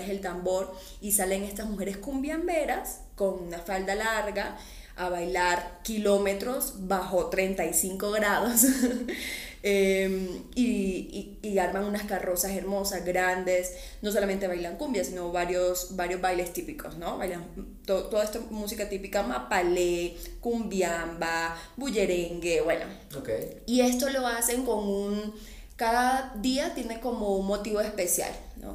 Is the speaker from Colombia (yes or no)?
yes; Colombia; accent: mixed Barranquilla/Cartagena; moved away as an adult; also born or lived in Barranquilla / Cartagena; now in Mexico; mi acento siempre en Cartagena me dicen, oye, hablas súper barranquillero. Y en, en, Barranquilla me dicen lo contrario, que hablo muy cartagenero.